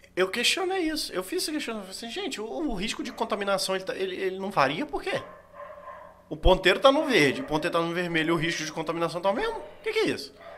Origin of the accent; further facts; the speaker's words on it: Brazil; eu sou brasileiro.